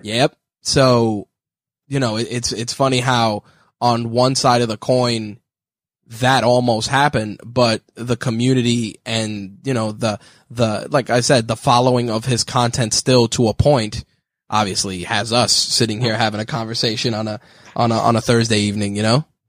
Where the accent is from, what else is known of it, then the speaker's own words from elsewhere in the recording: New York City, New York, United States; I was born in the Bronx, and then I moved later on to the borough of Queens